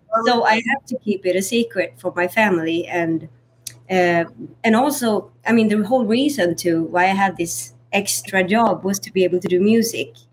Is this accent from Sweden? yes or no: yes; Sweden; now in United States; growing up in Sweden